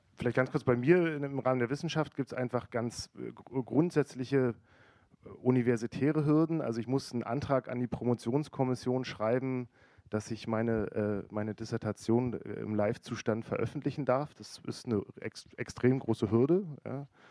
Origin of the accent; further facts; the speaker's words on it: Berlin, Germany; now in Hamburg, Germany; ich bin eigentlich Berliner